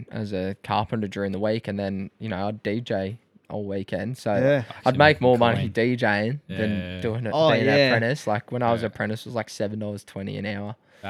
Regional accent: Croydon Hills, Victoria, Australia; Yeah, so I was like Croydon Hills.

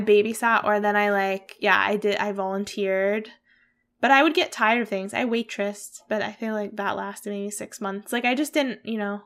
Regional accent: Pennsylvania, United States; moved away; Hillside Farms, which is a farm near where I grew up in Pennsylvania

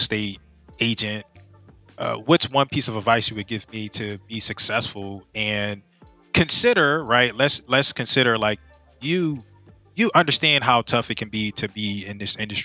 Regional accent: Philadelphia, Pennsylvania, United States

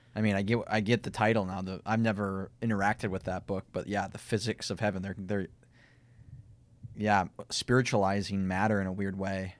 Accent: Minnesota, United States; accent: Minnesotan; my Minnesotan accent

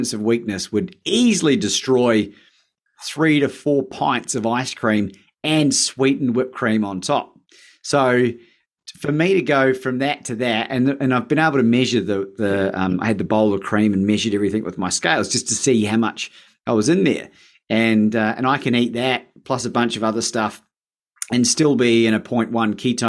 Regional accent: New Zealand; I am from New Zealand

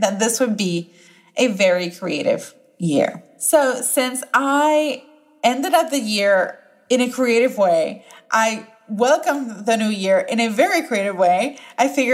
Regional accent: Puerto Rico; first language Spanish; English is a second language; now in Raleigh, United States; I was born and bred in Puerto Rico

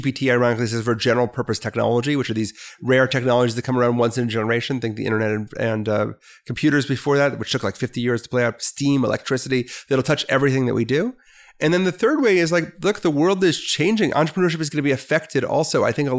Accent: Milwaukee, Wisconsin, United States; moved away as an adult; So you will not get it from my voice, but I was born and raised in Milwaukee, Wisconsin, a great place on a great lake.

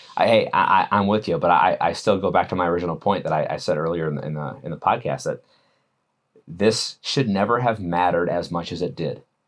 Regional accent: Wisconsin, United States; I'm from Wisconsin

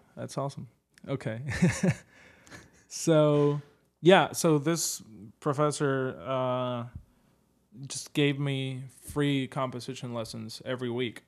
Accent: Puerto Rico; now in New York, United States; I'm from Puerto Rico

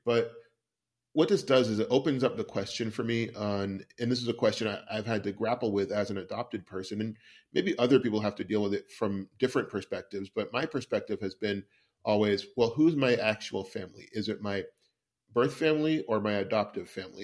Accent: West Coast, United States; I grew up on the West Coast

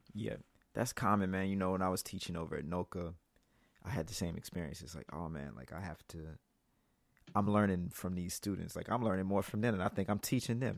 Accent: Mississippi, United States; I'm from Mississippi

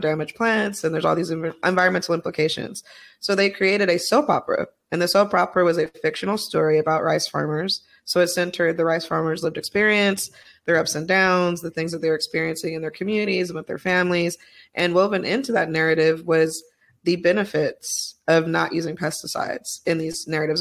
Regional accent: Utah, United States; I was raised in Utah

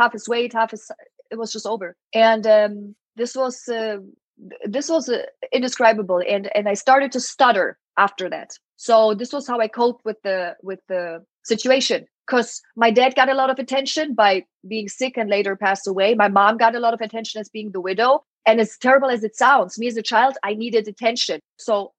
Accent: Germany; English is a second language; moved away; So I'm from Germany. My mom is Polish, and my mom always spoke Polish to me

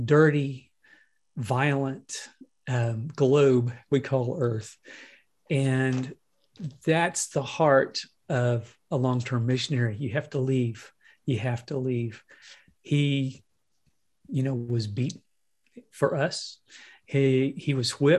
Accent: United States; also born or lived in Nashville, Tennessee, United States; American Christians

